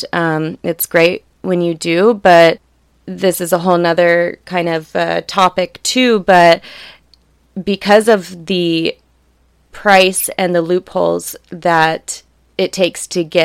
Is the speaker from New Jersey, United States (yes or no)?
no; La Jolla, California, United States; Growing up in La Jolla